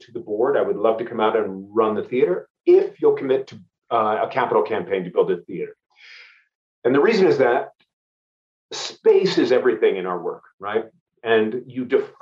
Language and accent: English; San Francisco, California, United States; moved away as an adult; also born or lived in Los Angeles / San Diego; I grew up in the Bay Area, right, San Francisco